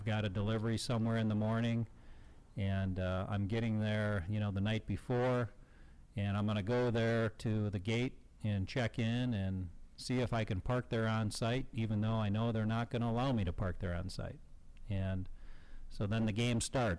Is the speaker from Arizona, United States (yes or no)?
no; Chicago, Illinois, United States; my hometown, Chicago